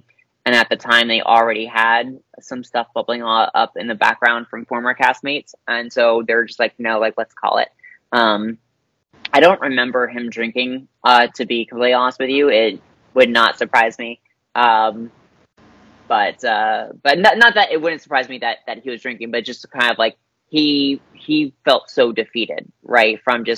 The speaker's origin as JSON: {"language": "English", "region": "the South", "country": "United States", "tie": "born or raised there", "said": "being an awkward queer kid growing up in the South"}